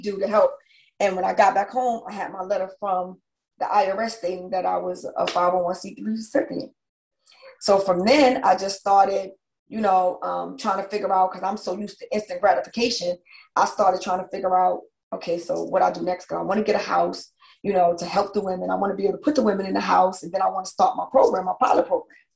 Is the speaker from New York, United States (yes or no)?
yes; New York, United States; moved away as an adult; also born or lived in New Jersey; now in Georgia, United States; I'm a New Yorker.